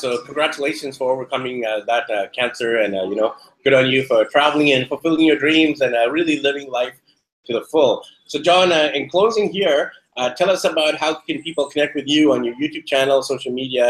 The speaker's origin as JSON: {"language": "English", "country": "Mexico", "said": "this episode where we're both from Mexico."}